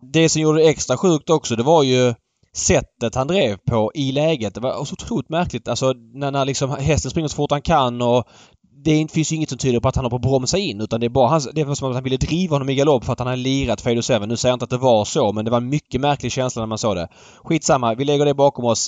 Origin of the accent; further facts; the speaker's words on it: Sweden; man som svensk